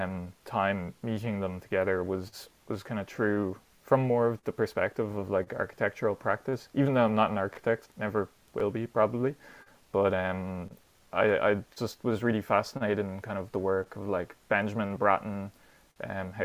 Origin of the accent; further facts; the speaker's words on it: Dublin, Leinster, Ireland; also born or lived in Netherlands; growing up in Dublin myself